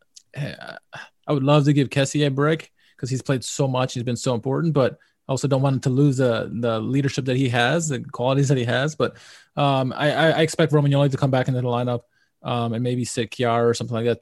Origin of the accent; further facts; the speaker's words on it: United States; I'm American